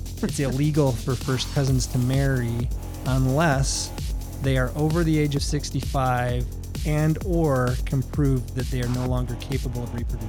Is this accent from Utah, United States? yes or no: yes; Salt Lake City, Utah, United States; also born or lived in New Mexico; I was born and raised right here in Utah, uh, Salt Lake City.